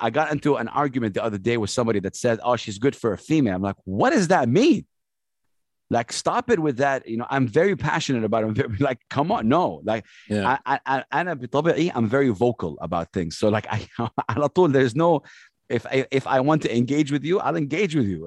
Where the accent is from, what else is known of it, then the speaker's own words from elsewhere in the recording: Jeddah, Makkah Province, Saudi Arabia; English is a second language; also born or lived in Sharjah; I grew up in Jeddah, Saudi Arabia.